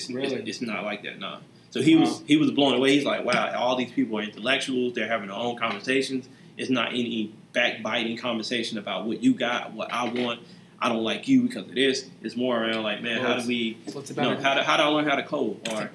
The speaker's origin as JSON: {"language": "English", "region": "the South", "country": "United States", "said": "So, you know, me, you know, I'm from the South."}